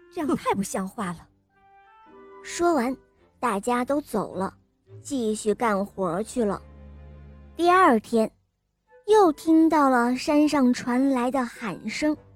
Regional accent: Shandong, China; 我来自山东

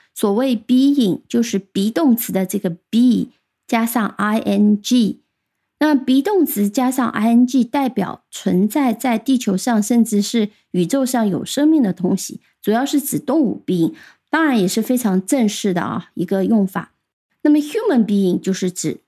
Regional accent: China; 我们中国人

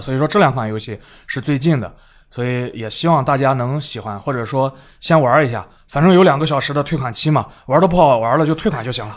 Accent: China; 来自中国

